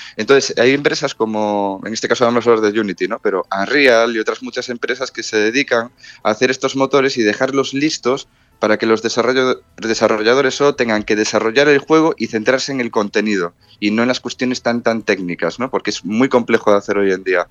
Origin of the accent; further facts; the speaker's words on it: Spain; allí creo que soy el único español, el primer español de hecho